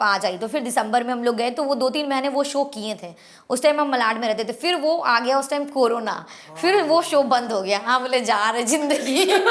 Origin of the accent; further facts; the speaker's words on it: Bihar, India; moved away as an adult; now in Mumbai, India; हमको हमेशा बिहारी होने पर बहुत प्राउड हुआ है